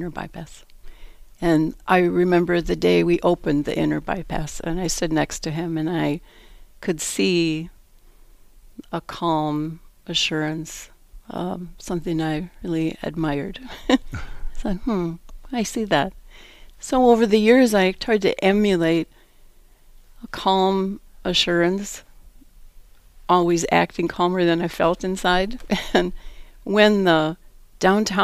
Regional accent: Minneapolis, Minnesota, United States; also born or lived in Ohio; now in Eau Claire, United States; I grew up in South Minneapolis

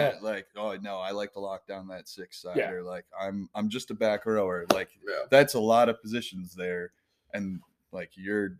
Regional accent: United States; I'm not just white. I'm American.

